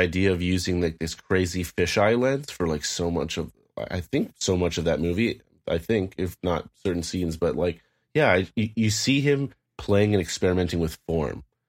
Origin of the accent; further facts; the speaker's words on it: Canada; Canadians, we can relate.